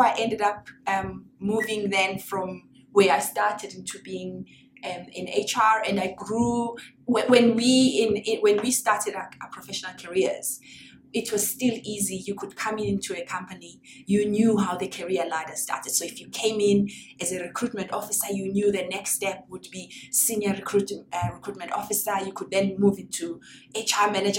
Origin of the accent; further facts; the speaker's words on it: South Africa; moved away; I'm from South Africa. I started my career in South Africa.